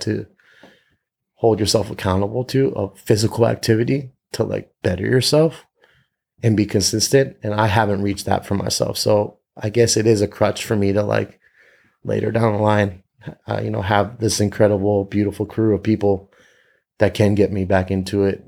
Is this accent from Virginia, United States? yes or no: yes; Northern Virginia, United States; moved away as an adult; now in Los Angeles, United States; I grew up in Northern Virginia